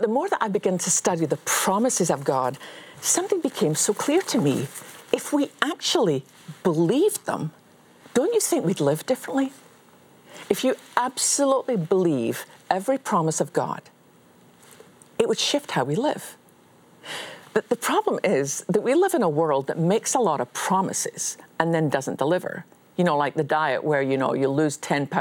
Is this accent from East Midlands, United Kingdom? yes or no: no; Scotland, United Kingdom; as a Scottish Baptist